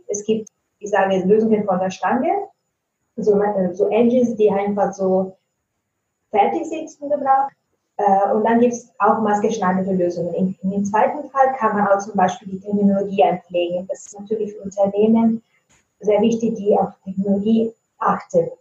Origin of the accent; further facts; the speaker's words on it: Italy; first language Italian; German is a second language; now in Germany; ich komme ursprünglich aus Italien. Ich wohne aber schon lange in Deutschland